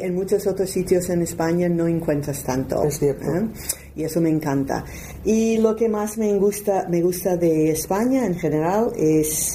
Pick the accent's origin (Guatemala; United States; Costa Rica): United States; accent: strong American; first language English; Spanish is a second language; moved away as an adult; now in Barcelona, Spain; yo tengo un acento bastante fuerte americano